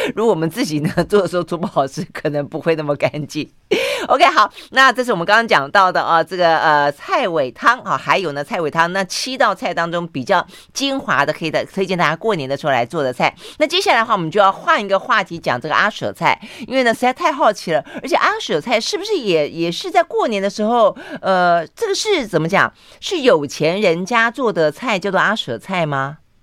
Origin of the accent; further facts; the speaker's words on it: Tainan, Taiwan; 我也是台南人